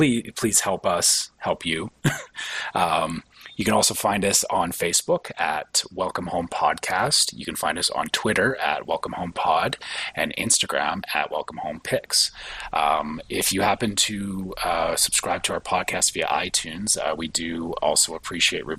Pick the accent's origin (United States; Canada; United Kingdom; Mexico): Canada; me being a Canadian